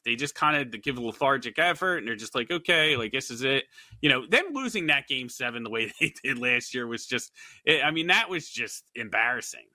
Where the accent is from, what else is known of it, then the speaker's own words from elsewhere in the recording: Philadelphia, Pennsylvania, United States; I'm from Philadelphia